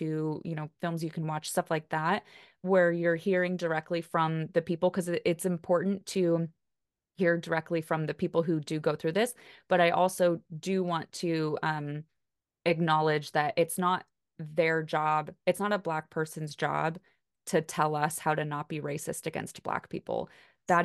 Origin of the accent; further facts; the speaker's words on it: United States; I mean, Kelly and I are both white and we're both from the United States.